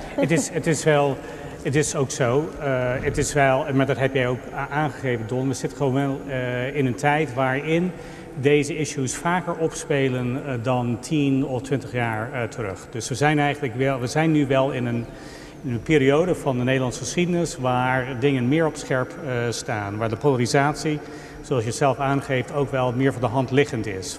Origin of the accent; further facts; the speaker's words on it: United States; now in Netherlands; ben ik niet als Amerikaan